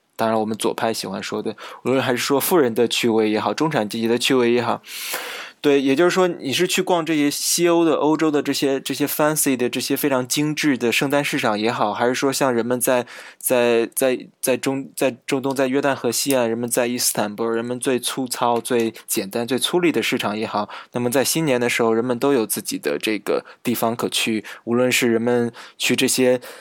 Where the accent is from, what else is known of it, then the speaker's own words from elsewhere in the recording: China; 我们来自中国